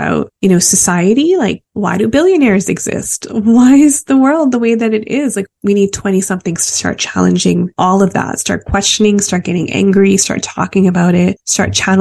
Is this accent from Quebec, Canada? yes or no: no; Calgary, Alberta, Canada; moved away as an adult; also born or lived in Vancouver; growing up in Calgary